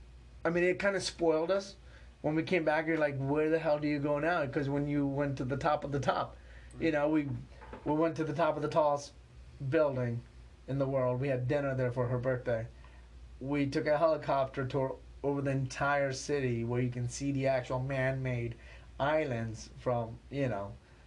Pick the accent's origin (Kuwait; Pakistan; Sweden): Pakistan; born there; I was born in Pakistan. If you know anything about Pakistan, then nothing scares me.